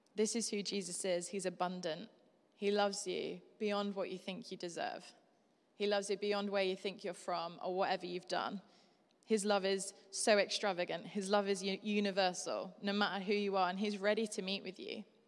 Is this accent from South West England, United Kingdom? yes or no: no; Yorkshire and the Humber, United Kingdom; I'm from Yorkshire.